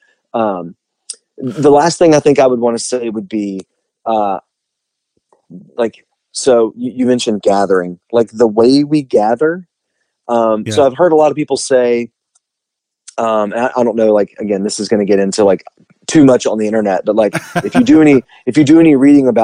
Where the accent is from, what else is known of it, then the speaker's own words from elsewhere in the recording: the South, United States; we're from the South